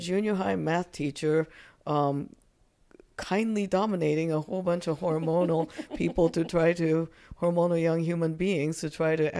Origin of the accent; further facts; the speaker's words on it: United States; You know, at any moment, I am Japanese American.